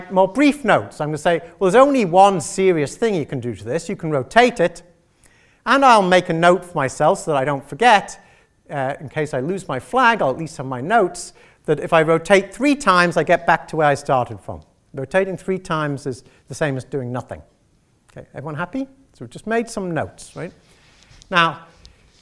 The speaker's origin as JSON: {"language": "English", "country": "Isle of Man", "said": "I'm from that one in the middle, right? The Isle of Man"}